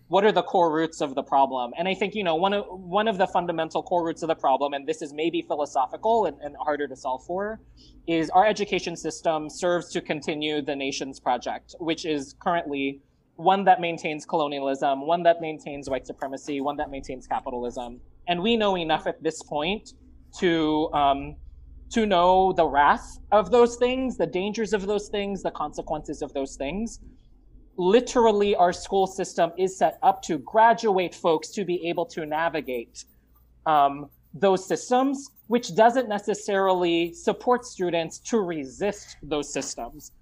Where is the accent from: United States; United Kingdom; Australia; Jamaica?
United States; Los Angeles, California; also born or lived in Marikina, Philippines / Richmond, Virginia; in 1988, my family decided to come to the United States, and we landed here in the Los Angeles area in the South Bay.